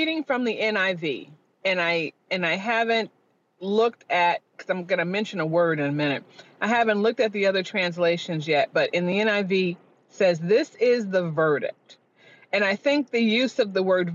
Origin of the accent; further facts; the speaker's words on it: Chicago, Illinois, United States; moved away; I'm from Chicago originally, Southside Black Catholic